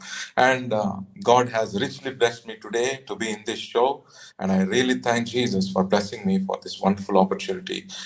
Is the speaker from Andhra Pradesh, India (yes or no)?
yes; Nellore, Andhra Pradesh, India; from Nellore, India.